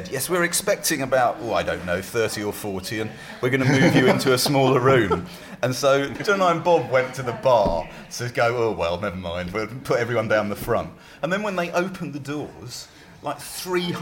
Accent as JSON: {"language": "English", "area": "near Croydon", "region": "London", "country": "United Kingdom", "tie": "born or raised there", "said": "I grew up near Croydon."}